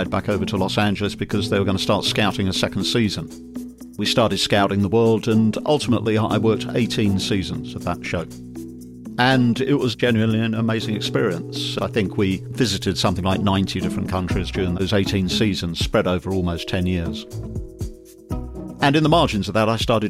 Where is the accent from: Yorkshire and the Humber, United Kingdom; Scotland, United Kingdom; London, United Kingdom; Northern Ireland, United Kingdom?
London, United Kingdom; moved away; I'm from London originally, and when I was 18 years old, I saw a wonderful recruiting poster for Her Majesty's Royal Marines